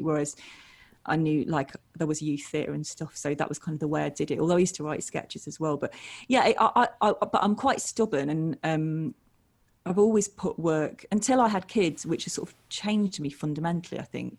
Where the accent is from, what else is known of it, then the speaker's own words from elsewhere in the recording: Matlock, East Midlands, United Kingdom; Yeah, it was actually a really creative place to grow up. There's a lot of sort of bands there and lots of hippies and stuff.